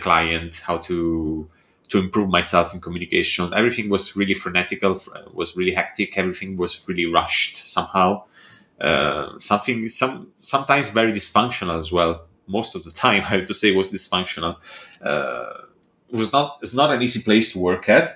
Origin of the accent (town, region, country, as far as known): Italy; now in Bologna, Italy